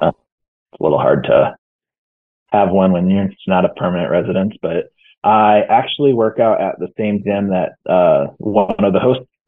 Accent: Iowa, United States; moved away as an adult; now in Sioux Falls, United States; I actually am one of the many from Iowa that now doesn't live in Iowa.

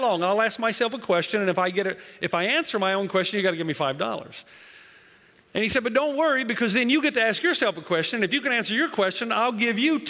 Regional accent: Tennessee, United States; also born or lived in Africa / New Zealand; now in California, United States; originally I'm from Tennessee. I'm a southern boy, so going out and living there has been a whole new world

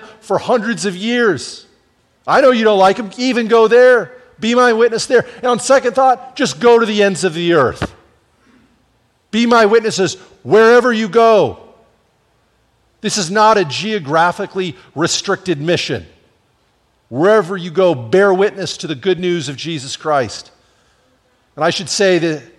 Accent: Washington, United States; my home state of Washington

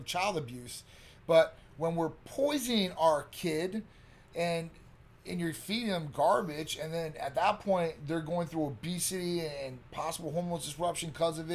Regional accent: Midwest, United States; I'm from the Midwest. Ohio's a good state

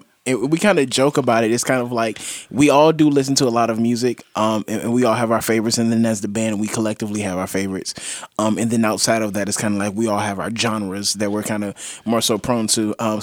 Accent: Virginia, United States; also born or lived in Richmond; I'm from Virginia. I grew up or I spent some time in Richmond.

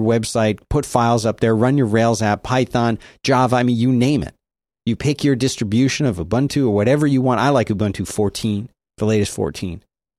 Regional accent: Rome, Lazio, Italy; born there; No, this is like, I was born in Rome. Italy.

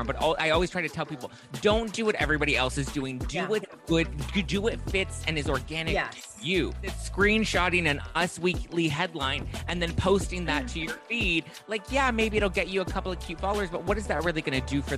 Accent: Los Angeles, California, United States; I grew up here in Los Angeles

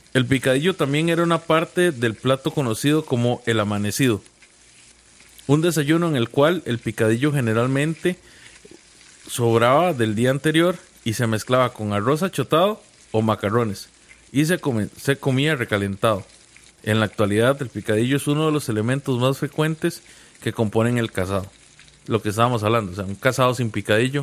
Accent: Costa Rica; yo soy más tico que el gallo pinto

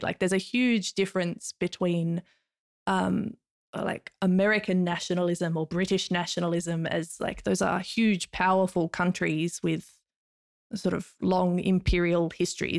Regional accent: Hobart, Tasmania, Australia; accent: Australian; now in Finland; I am from Nipaluna, um, otherwise more commonly known in English as Hobart.

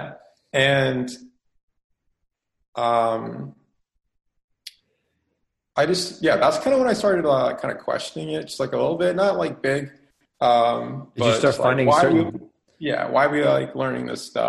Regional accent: Rhode Island, United States; now in South Carolina, United States; I'm from Rhode Island originally, but right now I'm in like South Carolina

